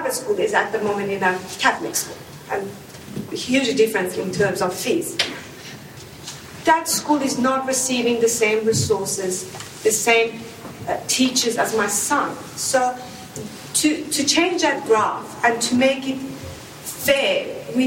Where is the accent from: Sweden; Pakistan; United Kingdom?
Sweden; moved away as an adult; now in Australia; My background is I'm Armenian, but I grew up in Sweden.